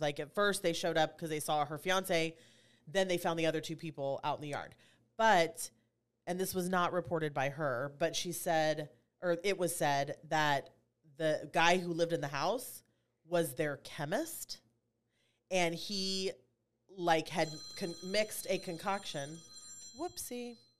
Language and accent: English; Kansas City, United States; moved away; I'm from Kansas City originally